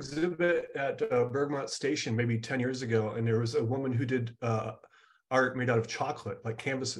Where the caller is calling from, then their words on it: Hollywood, California, United States; I'm right in Hollywood over by Guitar Center.